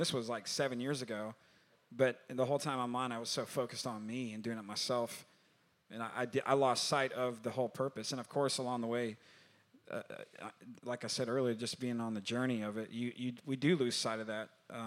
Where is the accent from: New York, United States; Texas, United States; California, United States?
Texas, United States; I'm from Texas